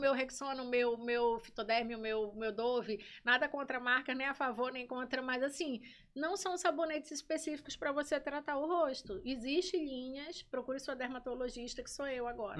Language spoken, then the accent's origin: Portuguese; Belém, Pará, Brazil; moved away as an adult; also born or lived in Manaus; now in Maranhão, Brazil; Eu sou natural de Manaus, mas assim, me criei em Belém, né? Fui para Belém bem pequena ainda, me criei em Belém